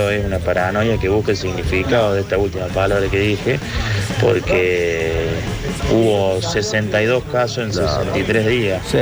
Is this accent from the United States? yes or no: no; Villa Dolores, Córdoba, Argentina; 12, 13 años todos los veranos. yo soy de Villa Dolores.